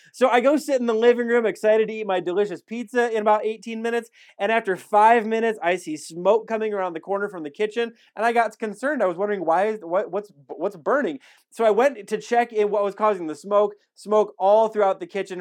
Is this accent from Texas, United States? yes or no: no; Wisconsin, United States; now in Alamogordo, United States; I'm from Wisconsin